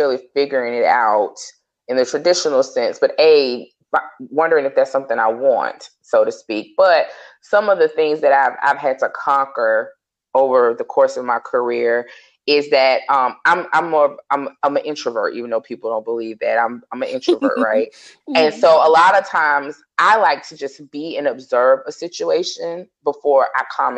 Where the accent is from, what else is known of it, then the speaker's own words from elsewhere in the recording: the South, United States; I'm a Southerner